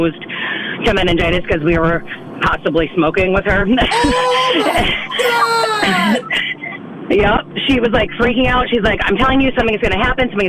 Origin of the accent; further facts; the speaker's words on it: Connecticut, United States; moved away; I'm originally from Connecticut